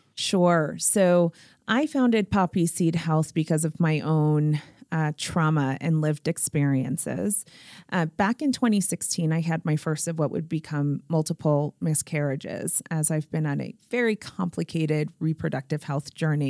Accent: Springfield, Massachusetts, United States; born or raised there

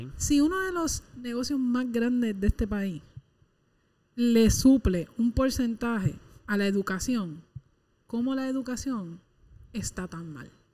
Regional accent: Puerto Rico; la gente de este país

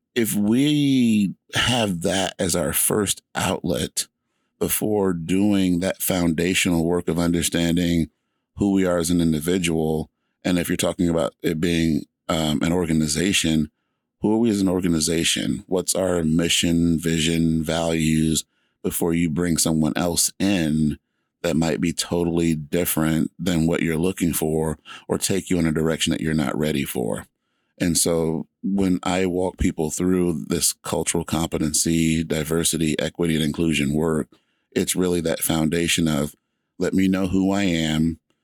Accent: Georgia, United States; moved away as an adult; now in Washington, United States; I grew up in Georgia

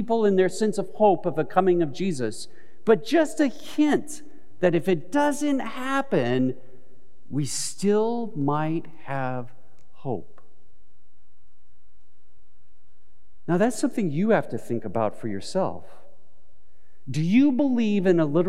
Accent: Southern California, United States; growing up in Southern California to have a water shortage

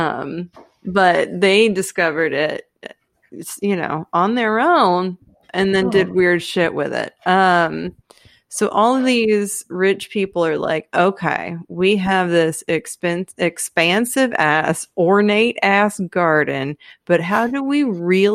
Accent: Texas, United States; I'm Texan.

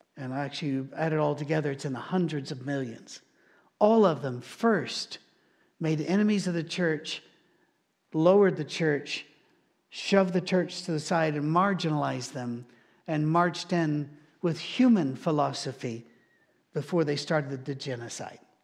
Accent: United Kingdom; now in Nashville, United States; being British

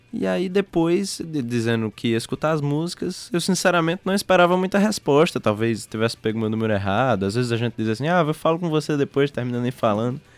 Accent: João Pessoa, Paraíba, Brazil; eu sou de João Pessoa, nasci aqui. E como morador daqui

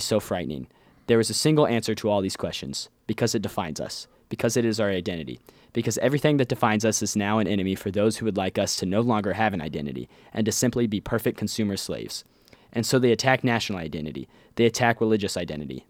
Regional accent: Ohio, United States; I'm from Ohio

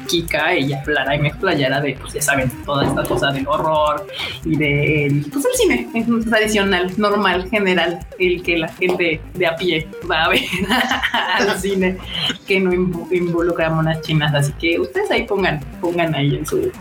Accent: Mexico

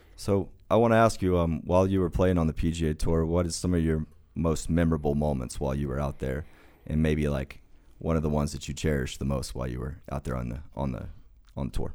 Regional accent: Oklahoma, United States; I grew up in, uh, Oklahoma, and, uh, Oklahoma football was kinda everything

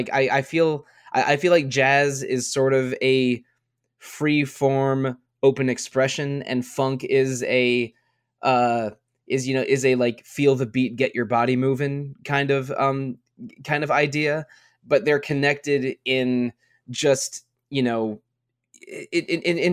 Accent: near Washington D.C., District of Columbia, United States; Growing up near Washington D.C., I'm familiar with a lot of go-go music

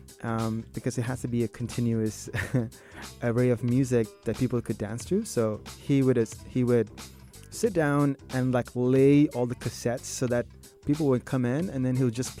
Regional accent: Sri Lanka; moved away; when I came from Sri Lanka, introduced to pop music, which was

